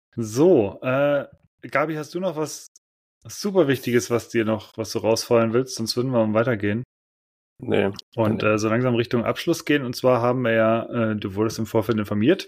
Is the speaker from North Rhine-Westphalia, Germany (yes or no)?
yes; Cologne, North Rhine-Westphalia, Germany; moved away; in meiner Heimatstadt in Köln